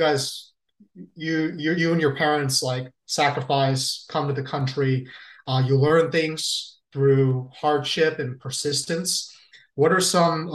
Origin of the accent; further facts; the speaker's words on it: United States; growing up in the States.